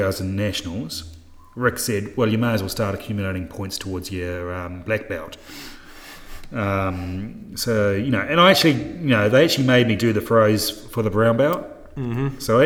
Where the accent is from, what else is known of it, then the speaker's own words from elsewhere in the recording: New Zealand; moved away as an adult; now in Townsville, Australia; I'm a New Zealander